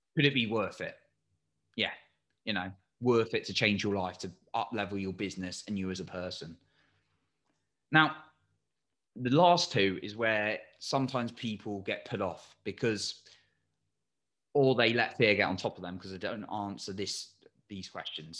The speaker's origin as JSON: {"language": "English", "region": "England", "country": "United Kingdom", "said": "I'm English"}